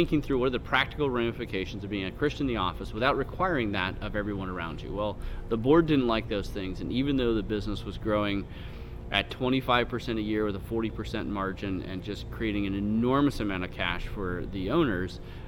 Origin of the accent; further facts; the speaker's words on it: San Francisco Bay Area, California, United States; I grew up in the San Francisco Bay Area